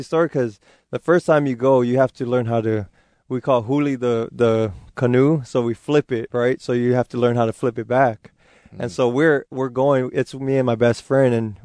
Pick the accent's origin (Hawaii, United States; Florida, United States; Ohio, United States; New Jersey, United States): Hawaii, United States; Kailua-Kona; first language Hawaiian; English is a second language; moved away as an adult; also born or lived in Utah; now in Seattle, United States; I'm from the Big Island, Kailua-Kona